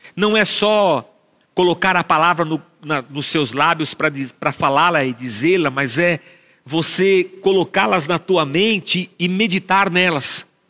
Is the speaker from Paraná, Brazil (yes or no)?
no; Barbacena, Minas Gerais, Brazil; cantava essa música quando era pequeno, lá em Barbacena.